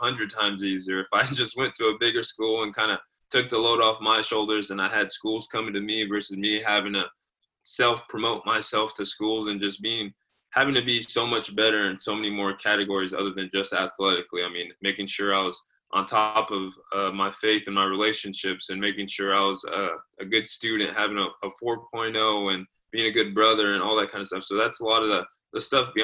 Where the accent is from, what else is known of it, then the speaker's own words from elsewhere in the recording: Fresno, California, United States; born and raised in California, Fresno area